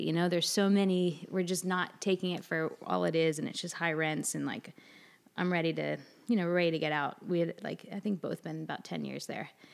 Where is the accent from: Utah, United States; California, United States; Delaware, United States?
Delaware, United States; moved away as an adult; also born or lived in New York; now in Charleston, United States; I'm from Delaware originally